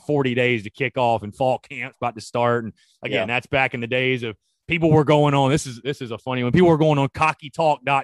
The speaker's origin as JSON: {"language": "English", "town": "North Augusta", "region": "South Carolina", "country": "United States", "tie": "born or raised there", "said": "We grew up around the North Augusta area"}